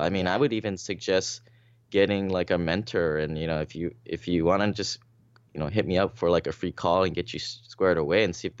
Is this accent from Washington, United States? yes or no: yes; Seattle, Washington, United States; I mean, I came from Seattle